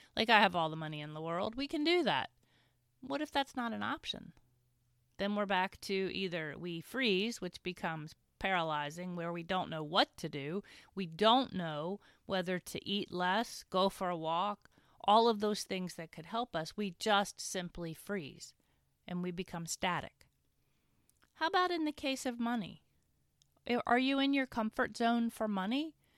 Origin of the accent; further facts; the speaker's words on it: Winchester, Virginia, United States; my hometown of Winchester